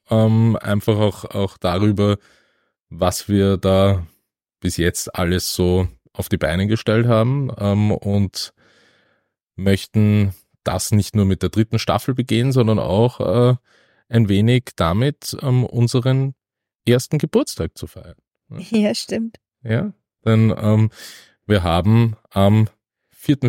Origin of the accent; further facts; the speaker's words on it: Vienna, Austria; aufgrund meiner Sozialisierung als Wiener